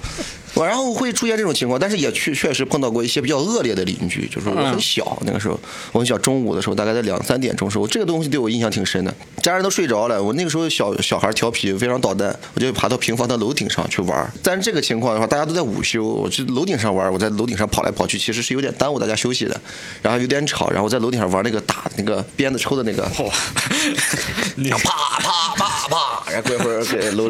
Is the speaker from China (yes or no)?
yes; Zaozhuang, Shandong, China; also born or lived in Henan; 我是在山东，就是我们小的时候在山东，就是我爸当时我爸我妈他们在河南嘛，嗯，从河南农村呃选择一个大城市打工，去了山东枣庄